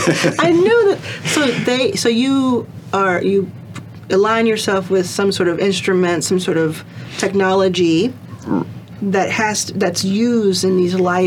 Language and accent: English; Dallas, Texas, United States; Dallas. We're from Dallas.